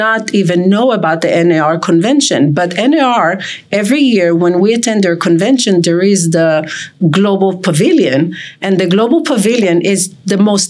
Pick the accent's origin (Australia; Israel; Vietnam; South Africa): Israel; also born or lived in Turkey (parents); now in Las Vegas, United States; Originally, I'm from Israel.